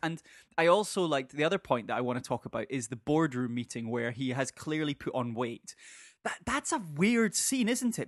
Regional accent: Scotland, United Kingdom; as an eight-year-old growing up in Scotland

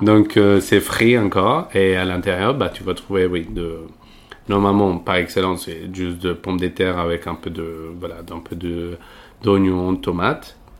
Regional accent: Medellín, Antioquia, Colombia; French is a second language; moved away as an adult; now in Paris, France; je viens de, de Medellín, donc c'est la deuxième ville de Colombie

